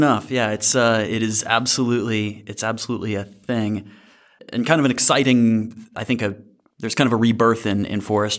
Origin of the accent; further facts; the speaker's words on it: Alabama, United States; I grew up in North Alabama, though not Wisconsin, but in kind of this funny place that it's like North Alabama's, you know, covered in woods, but it also has a NASA installation in Huntsville, Alabama.